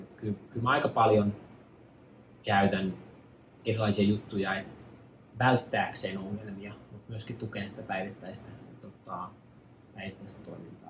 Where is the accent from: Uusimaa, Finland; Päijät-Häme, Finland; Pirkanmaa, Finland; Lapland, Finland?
Pirkanmaa, Finland; near Tampere; moved away as an adult; also born or lived in New York; now in Los Angeles, United States; mä ää, synnyin ja kasvoin tuossa Pirkanmaalla ää, noin 30 minuutin päästä Tampereelta, semmoisessa pienessä maa, maatilassa